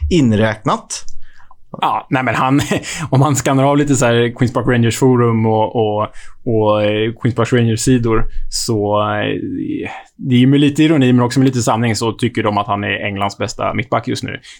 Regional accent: Sweden; Men som svensk känner jag mig inte så olycklig över det ändå.

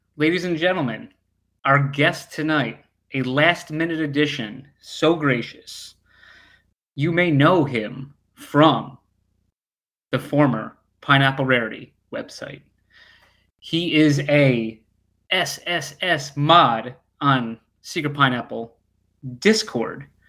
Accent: United States; I am American

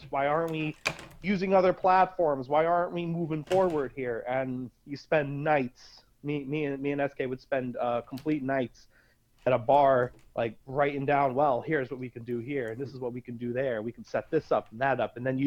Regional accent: Scranton, Pennsylvania, United States; I am from Scranton, Pennsylvania

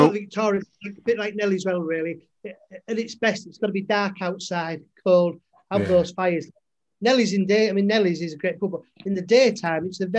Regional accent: Malton, Yorkshire and the Humber, United Kingdom; also born or lived in York; we're from Malton, small town

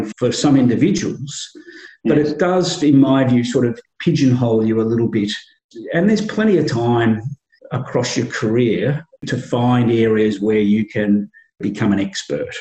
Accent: Yarra Valley, Victoria, Australia; I grew up in the Yarra Valley

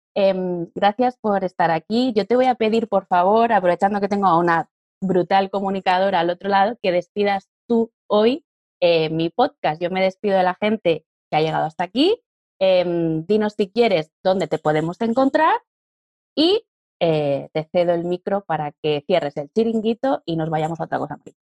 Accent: Catalonia, Spain; now in Madrid, Spain; Yo soy catalana, vivo en Madrid y estoy casada con un valenciano

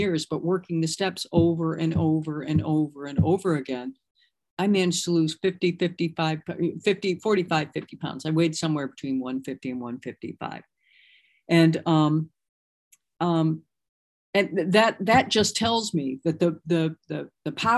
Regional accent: Michigan, United States; moved away; I'm originally from Michigan

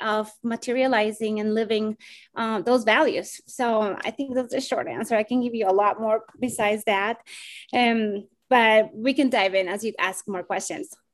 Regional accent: Bogotá, Colombia; now in United States; I am originally from Bogota, Colombia. And uh, I migrated to the US in 2001

